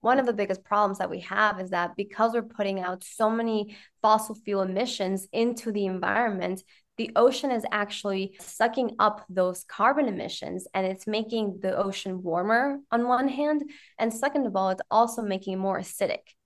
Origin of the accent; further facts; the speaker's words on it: Ecuador; I grew up in Ecuador.